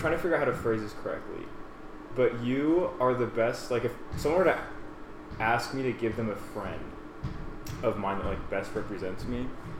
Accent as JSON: {"language": "English", "town": "Washington", "region": "District of Columbia", "country": "United States", "tie": "born or raised there", "moved": "as an adult", "lives_now": "Provo, United States", "said": "me being from Washington, D.C."}